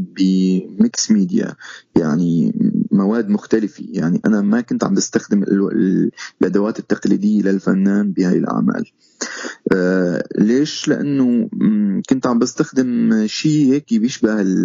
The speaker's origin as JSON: {"language": "Arabic", "country": "Syria", "also_born_or_lived": "Istanbul, Turkey", "moved": "as an adult", "lives_now": "Canada", "said": "تبعنا كسوريين"}